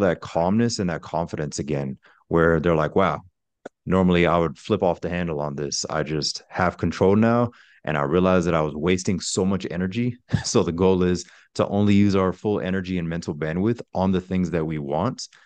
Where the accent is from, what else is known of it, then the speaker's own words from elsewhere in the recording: Pensacola, Florida, United States; I'm originally from Pensacola, Florida, which is the Panhandle